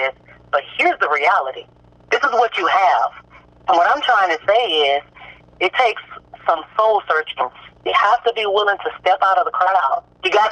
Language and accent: English; Corsicana, Texas, United States; I'm from Corsicana